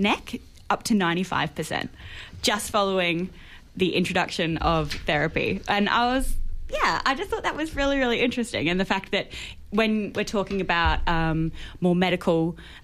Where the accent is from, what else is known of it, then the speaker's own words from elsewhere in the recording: Queensland, Australia; moved away; my home state